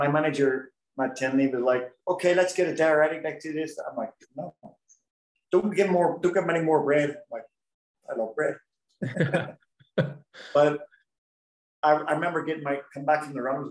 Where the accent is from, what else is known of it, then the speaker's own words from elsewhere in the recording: Belfast, Northern Ireland, United Kingdom; moved away as an adult; now in United States; I'm from Belfast